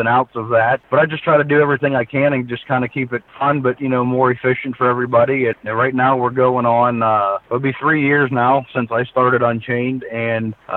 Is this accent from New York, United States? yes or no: no; Pennsylvania, United States; growing up in Pennsylvania, hunting was just a part of life